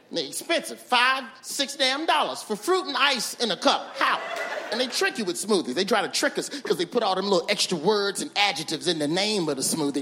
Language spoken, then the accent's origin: English; Birmingham, Alabama, United States; moved away as an adult; now in Los Angeles, United States; I'm from Birmingham, Alabama.